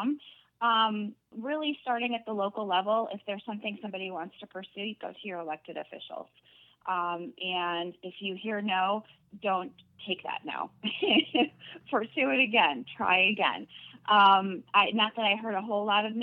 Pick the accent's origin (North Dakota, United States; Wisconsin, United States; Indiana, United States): Wisconsin, United States; Wausau; moved away as an adult; also born or lived in Madison, Wisconsin / Los Angeles, California; I am originally from Wausau